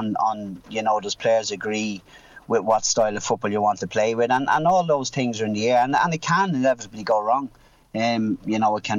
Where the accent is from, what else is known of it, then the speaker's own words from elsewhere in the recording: Leinster, Ireland; I found it easier in Louth because I'm from Louth. I was passionate about Louth.